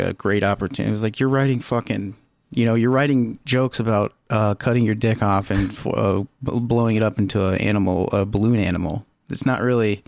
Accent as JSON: {"language": "English", "town": "Lima", "region": "Ohio", "country": "United States", "tie": "born or raised there", "said": "My hometown was Lima, and they had a, a Lima bean as a mascot"}